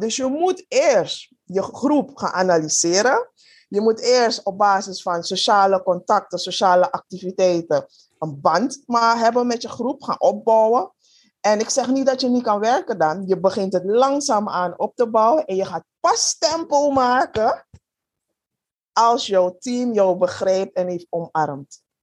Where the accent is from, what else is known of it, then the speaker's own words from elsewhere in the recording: Suriname; moved away; also born or lived in Netherlands; Ik ben in Suriname geboren